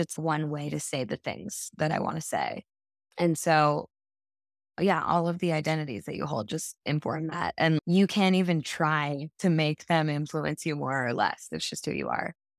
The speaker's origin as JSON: {"language": "English", "town": "New York City", "region": "New York", "country": "United States", "tie": "born or raised there", "also_born_or_lived": "Japan", "said": "I was raised in New York City"}